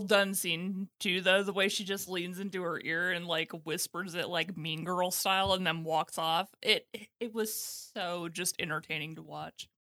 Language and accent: English; United States; being an American